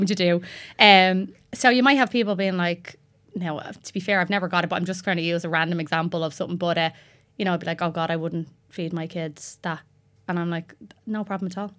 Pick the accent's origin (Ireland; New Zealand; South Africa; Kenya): Ireland; Tallaght, Leinster; I'm from Tala.